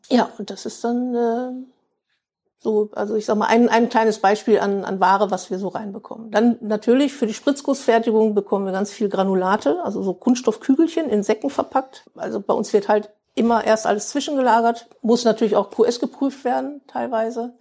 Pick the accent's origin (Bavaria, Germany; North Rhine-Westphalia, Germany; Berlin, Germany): North Rhine-Westphalia, Germany; Bielefeld; für mich als Ur-Bielefelder, ich bin ja auch in mhm. Bielefeld mhm. geboren, ja, ist schon irgendwo, es ist meine Heimat